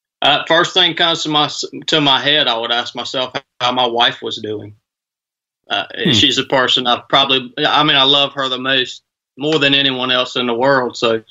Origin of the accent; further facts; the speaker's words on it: Northwest Georgia, United States; now in Suffolk, United States; born and raised in Northwest Georgia, man.